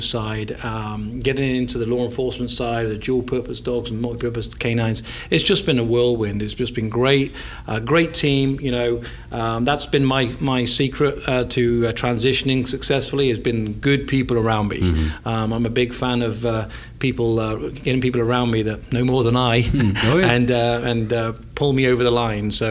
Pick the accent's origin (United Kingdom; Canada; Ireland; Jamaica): United Kingdom; England; accent: English; now in Anniston, United States; my fine English accent